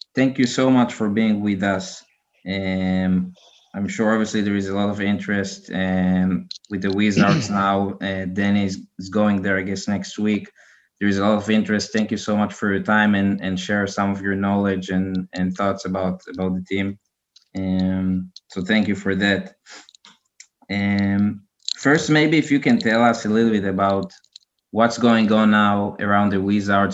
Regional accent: Israel; I'm from Israel

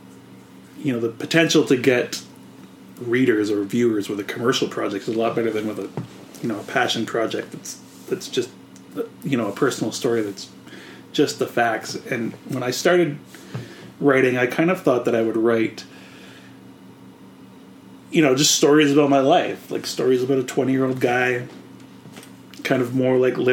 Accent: Canada; I'm a Canadian

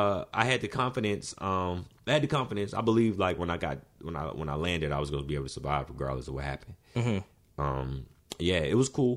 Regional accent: Alabama, United States; I figured, you know, I was coming from Alabama, so I'm like, let me do like a medium sized city, then let me jump to like the biggest city, like in LA.

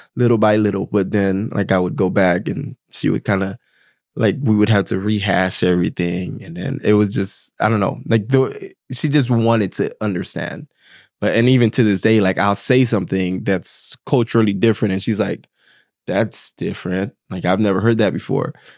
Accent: Haiti; I'm from Haiti

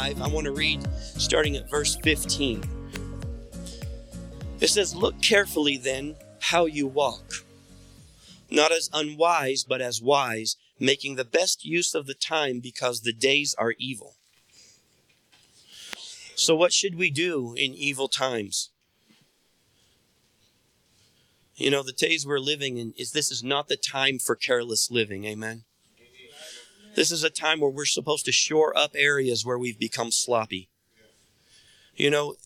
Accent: United States; I was born in America in the time I was born

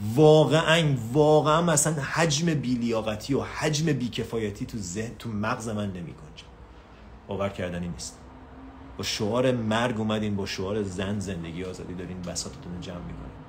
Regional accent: Iran; شماهایی که تو تهران و شمال و این برامر زندگی میکنیم

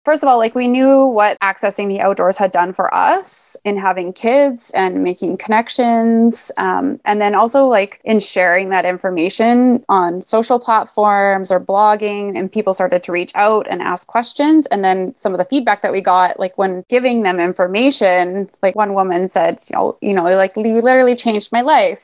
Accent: Alberta, Canada; now in Vancouver, Canada; I grew up in Alberta

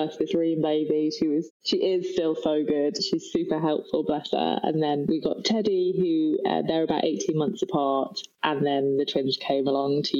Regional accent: Nantwich, North West England, United Kingdom; moved away as an adult; also born or lived in London; I'm actually from Cheshire. It's a place called Nantwich, but nobody's ever really heard of it. I grew up on a dairy farm in the middle of nowhere

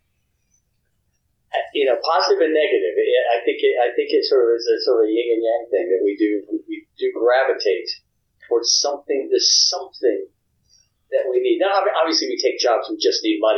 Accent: Hattiesburg, Mississippi, United States; also born or lived in Louisiana; I was born in Louisiana. I was raised in Hattiesburg, Mississippi

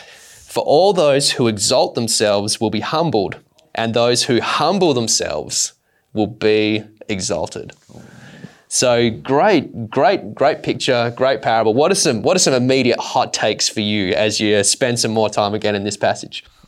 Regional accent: Australia; growing up in Australia

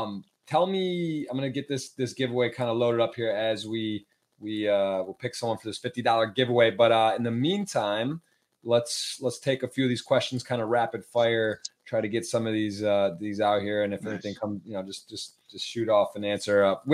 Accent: Ann Arbor, Michigan, United States; also born or lived in Baltimore, Maryland; now in Miami, United States; Born and raised in Ann Arbor.

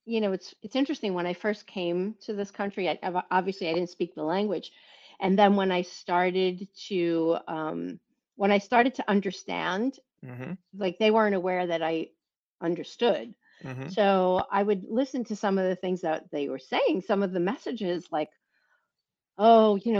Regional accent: New York City, New York, United States; also born or lived in Southern Italy; my family located to this area of Brooklyn when I was 5 years old

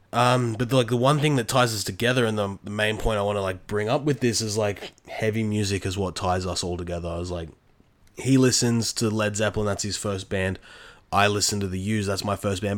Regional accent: Australia; I grew up in Australia my entire life.

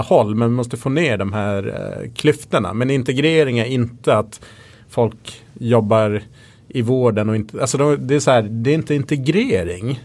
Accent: Gotland, Sweden; moved away; jag växte upp på Gotland där det fanns typ inga invandrare

